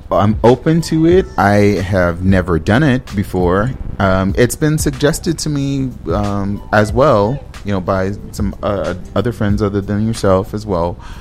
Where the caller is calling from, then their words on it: Minneapolis, Minnesota, United States; I'm calling from Minneapolis